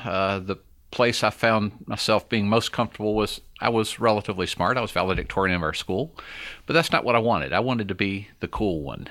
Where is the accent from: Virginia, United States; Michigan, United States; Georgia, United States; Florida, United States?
Georgia, United States; also born or lived in Alabama; I was born in Alabama. Didn't live there long. I was raised in Georgia